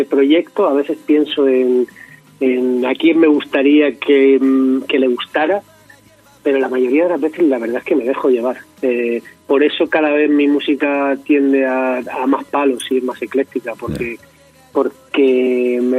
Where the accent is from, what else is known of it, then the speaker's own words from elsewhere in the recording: Region of Murcia, Spain; intentando sobre todo hacer recetas de mi tierra de Murcia que me que me encanta y que me chivan mi, mi madre mis tías